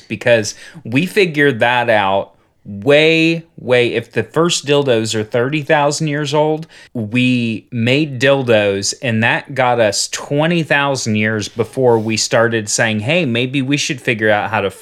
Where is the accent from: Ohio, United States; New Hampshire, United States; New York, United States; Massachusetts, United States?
Ohio, United States; Cincinnati; I'm from Cincinnati. I grew up in Cincinnati